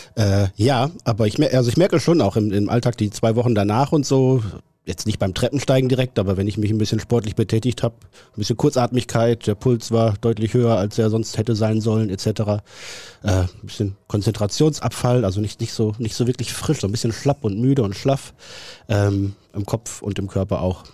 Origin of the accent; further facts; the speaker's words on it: Neuenkirchen, North Rhine-Westphalia, Germany; also born or lived in Hamburg; in Neuenkirchen, im schönsten Münsterland